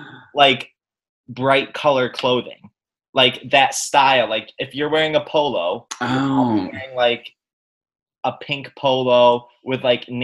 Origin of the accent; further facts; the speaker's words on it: New York, United States; As a New Yorker